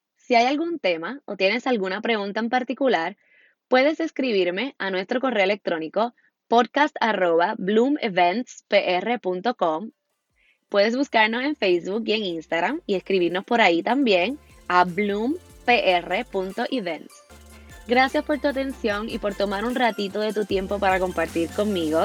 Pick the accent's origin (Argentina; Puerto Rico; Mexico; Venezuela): Puerto Rico; Soy puertorriqueña y vivo en la hermosa Isla del Encanto, Puerto Rico